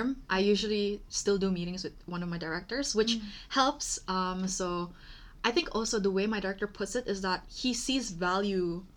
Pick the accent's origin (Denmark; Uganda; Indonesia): Indonesia; now in London, United Kingdom; we come from Indonesia